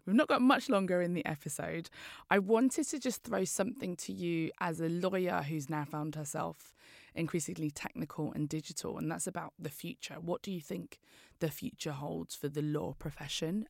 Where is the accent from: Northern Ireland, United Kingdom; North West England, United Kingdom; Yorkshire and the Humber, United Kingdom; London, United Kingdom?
London, United Kingdom; I'm from East London